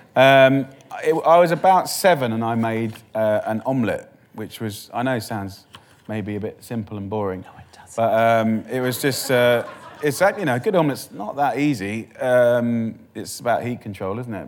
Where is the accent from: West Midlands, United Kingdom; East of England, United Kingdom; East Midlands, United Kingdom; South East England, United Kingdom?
East of England, United Kingdom; Essex; I'm from Essex